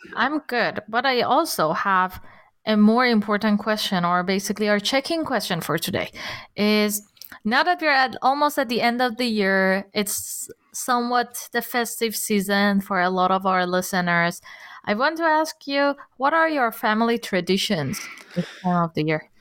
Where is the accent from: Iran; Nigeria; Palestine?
Iran; now in Germany; I'm from Iran